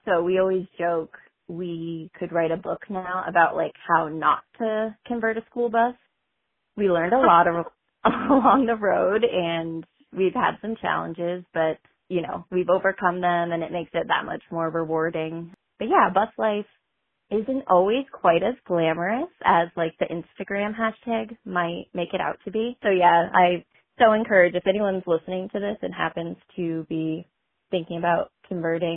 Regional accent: Whitefield, New Hampshire, United States; I am from Whitefield, New Hampshire.

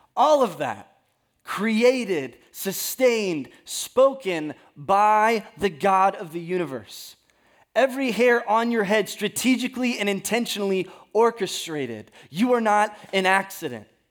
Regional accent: California, United States; I am from California

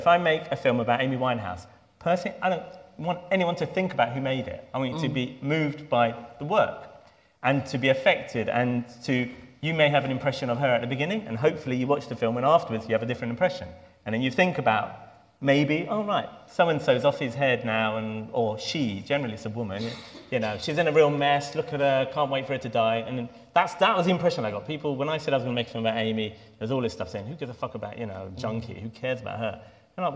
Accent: London, United Kingdom; Muslim kids did growing up in Stoke Newington and Hackney

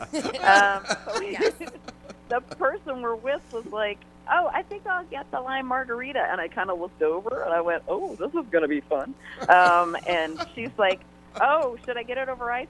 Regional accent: Maryland, United States; now in San Diego, United States; I grew up on the East Coast. I grew up in Maryland

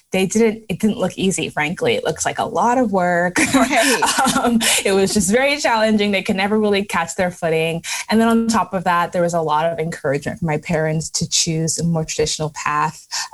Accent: Canada; also born or lived in Lagos, Nigeria; So I was born in Nigeria in Lagos and left when I was pretty young. We moved to Canada. And while in Canada, we moved around to different cities.

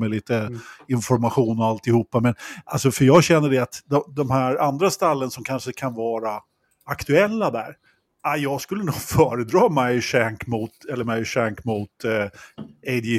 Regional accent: Sweden

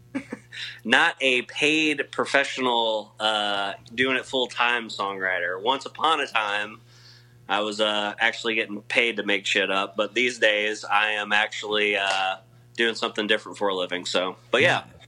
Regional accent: Missouri, United States; I grew up in Missouri

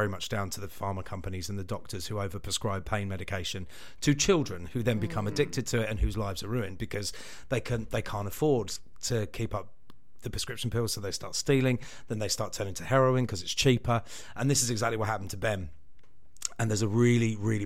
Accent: United Kingdom; We're British.

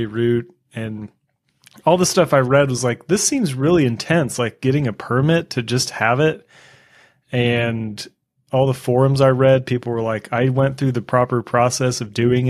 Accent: United States; I'm from America

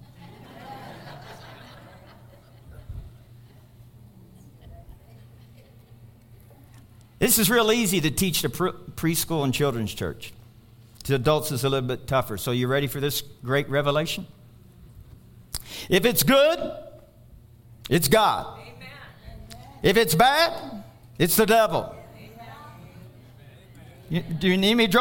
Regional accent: Kentucky, United States; moved away as an adult; I'm from Kentucky

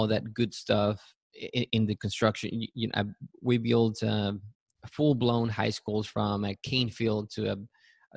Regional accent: Matamoros, Tamaulipas, Mexico; also born or lived in Yucatan, Mexico; now in San Antonio, United States; So I was born in Yucatan, and I grew up in Matamoros, Tamaulipas, which is across the border on the south side of Texas

